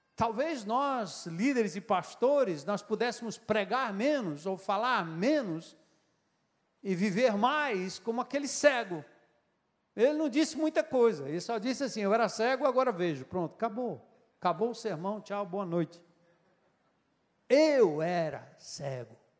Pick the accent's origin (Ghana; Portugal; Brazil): Brazil; São Paulo; Nasci em São Paulo, mas sou diferente dos paulistinhas, porque eu aprendi com meu avô, com meu pai